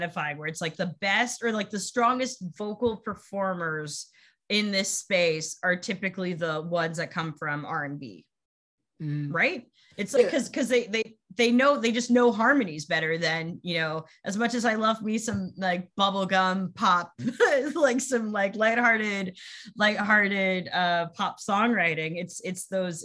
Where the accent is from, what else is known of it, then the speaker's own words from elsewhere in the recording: United States; as an American